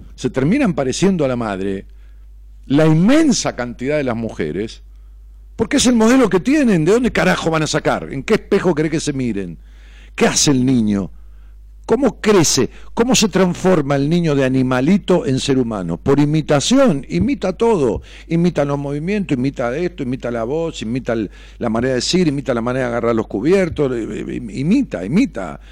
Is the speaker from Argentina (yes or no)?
yes; Ramos Mejía, Buenos Aires Province, Argentina; muchos constructores de allá de mi pueblo, Ramos Mejía